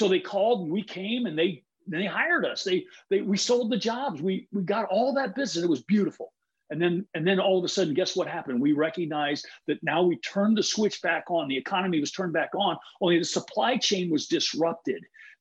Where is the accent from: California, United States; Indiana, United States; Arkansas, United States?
California, United States; Huntington Beach; I'm from Huntington Beach too